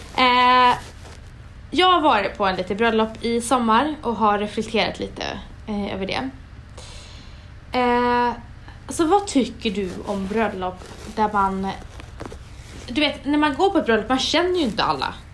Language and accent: Swedish; Umeå, Västerbotten County, Sweden; moved away; jag är från Umeå